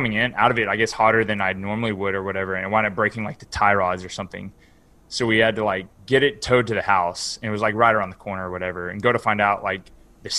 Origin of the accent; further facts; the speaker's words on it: West Texas, United States; now in Houston, United States; where I grew up is like in West Texas, like in the middle of nowhere